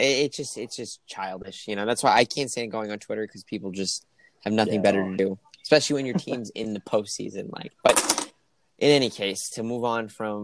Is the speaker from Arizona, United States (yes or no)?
no; New York, United States; being a New Yorker